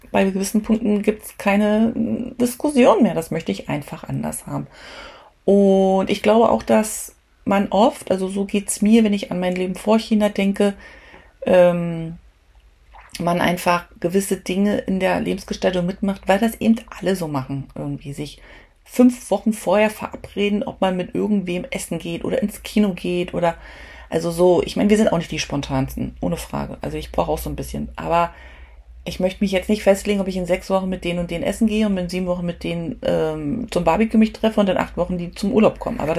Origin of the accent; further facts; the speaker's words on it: Germany; weil ich bin ja Deutsche und das ist ja mein Herkunftsland